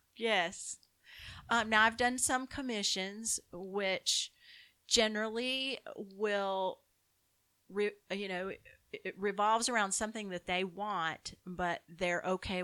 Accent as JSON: {"language": "English", "region": "Southern Germany", "country": "Germany", "tie": "born or raised there", "second_language": "English", "said": "Born and bred, Southern Germany."}